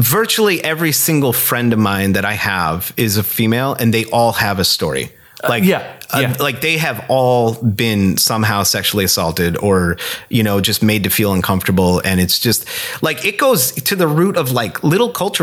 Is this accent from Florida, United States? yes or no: no; Scranton, Pennsylvania, United States; moved away as an adult; also born or lived in Kutztown, Pennsylvania; now in Minneapolis, United States; growing up in Scranton